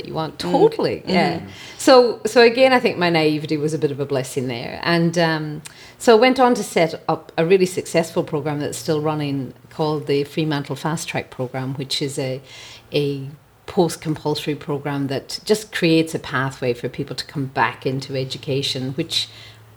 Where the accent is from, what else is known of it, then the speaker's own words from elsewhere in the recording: Ireland; moved away as an adult; As an Irish person